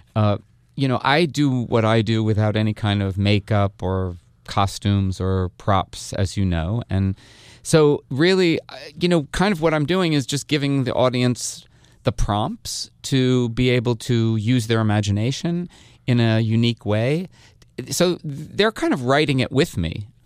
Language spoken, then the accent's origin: English; Hasbrouck Heights, New Jersey, United States; I'm from northern New Jersey too, from Hasbrook Heights.